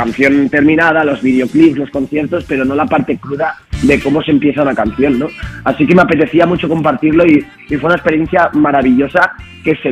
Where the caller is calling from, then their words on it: Zaragoza, Aragon, Spain; Buenos días, Juanma … de Zaragoza.